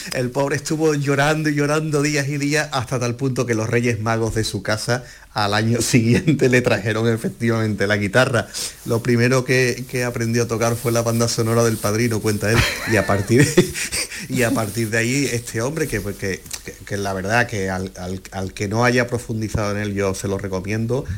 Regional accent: Cádiz, Andalusia, Spain; moved away as an adult; Yo es que salí de Cádiz hace 20 años

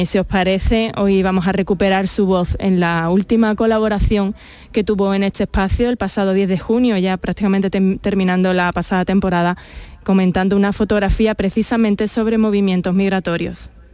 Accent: Jerez de la Frontera, Andalusia, Spain; Los dos somos de Jerez, del gremio

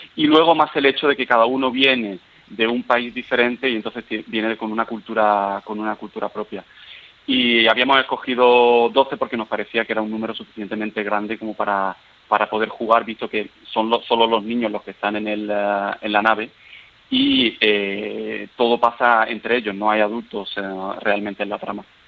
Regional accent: Seville, Andalusia, Spain; moved away as an adult; also born or lived in Paris, France; now in Vienna, Austria; yo soy de Sevilla, pero cuando eh, tenía 20 años me fui para, estudiar a París

